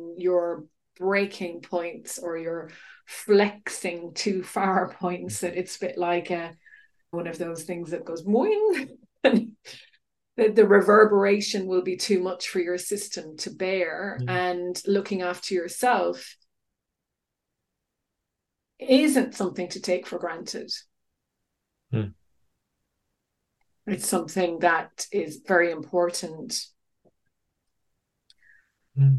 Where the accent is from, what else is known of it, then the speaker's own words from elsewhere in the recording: Ireland; now in United Kingdom; as an Irish person in the UK